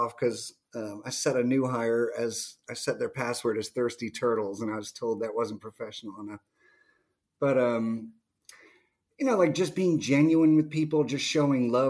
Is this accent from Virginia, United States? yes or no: yes; Virginia, United States; also born or lived in England; mostly raised in Virginia